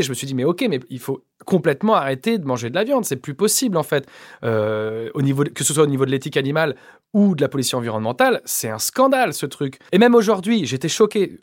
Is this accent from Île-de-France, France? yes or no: no; Échirolles, Auvergne-Rhône-Alpes, France; j'ai grandi en cité à Échirol, dans la banlieue de Grenoble